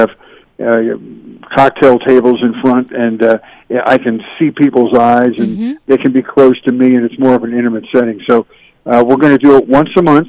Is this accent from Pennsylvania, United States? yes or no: yes; Philadelphia, Pennsylvania, United States; moved away as an adult; also born or lived in Syracuse, New York / Buffalo, New York; now in California, United States; I grew up in Philadelphia, Pennsylvania, suburban Philadelphia.